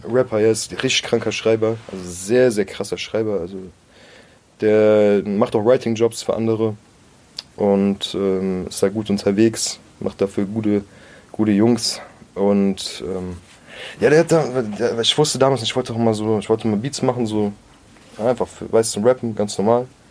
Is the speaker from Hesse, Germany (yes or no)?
yes; Groß-Gerau, Hesse, Germany; moved away as an adult; also born or lived in Mörfelden-Walldorf; now in Frankfurt, Germany; ich bin halt in Groß-Gerau aufgewachsen, Groß-Gerau bei Rüsselsheim